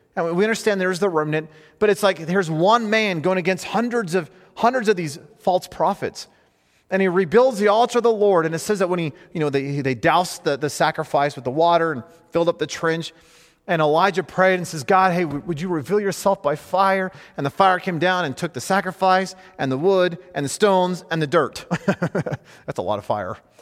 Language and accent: English; United States; as an American male